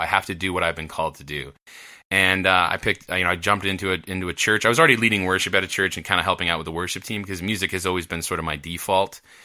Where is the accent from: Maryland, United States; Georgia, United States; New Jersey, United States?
New Jersey, United States; moved away; I grew up in New Jersey.